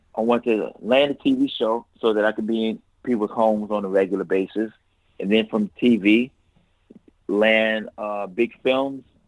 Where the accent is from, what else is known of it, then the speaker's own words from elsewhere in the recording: Los Angeles, California, United States; I'm from South Central Los Angeles, man. I grew up right in the hood